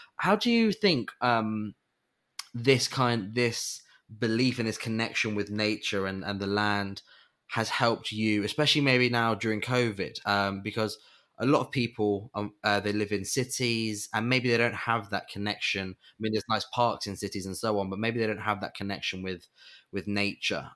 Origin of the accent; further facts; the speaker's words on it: England, United Kingdom; as an English person